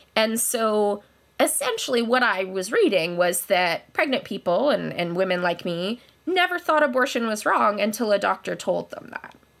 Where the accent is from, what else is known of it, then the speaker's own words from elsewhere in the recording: Kelowna, British Columbia, Canada; moved away as an adult; also born or lived in London, Ontario; now in Kitchener, Canada; I am from Kelowna, British Columbia